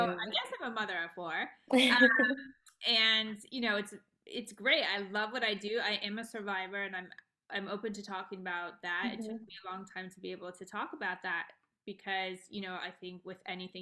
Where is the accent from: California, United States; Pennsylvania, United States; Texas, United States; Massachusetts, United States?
California, United States; Los Angeles; also born or lived in Beverly Hills; I was born and raised in Los Angeles